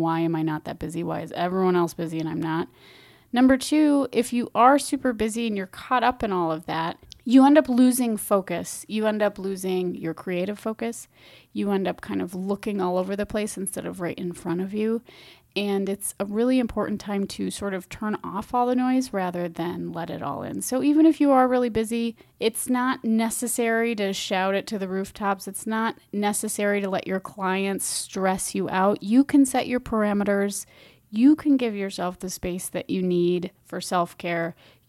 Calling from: Minneapolis, Minnesota, United States; I'm speaking from Minneapolis, it's fall time

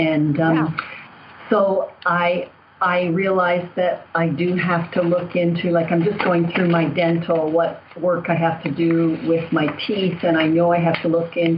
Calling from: Toronto, Ontario, Canada; I'm calling from Toronto, Canada.

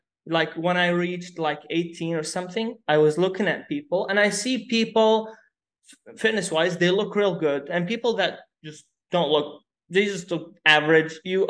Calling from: Dubai, United Arab Emirates; We are talking from Dubai.

